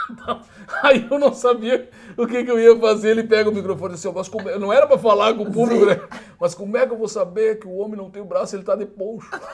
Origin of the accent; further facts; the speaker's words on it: Alegrete, Rio Grande do Sul, Brazil; moved away as an adult; now in Porto Alegre, Brazil; Eu sou de Alegrete, moro em Porto Alegre